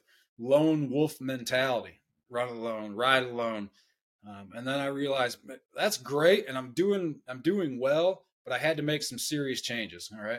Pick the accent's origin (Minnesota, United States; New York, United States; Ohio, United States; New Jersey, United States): Ohio, United States; Northeast; I grew up in Northeast Ohio, so it's as cold in the wintertime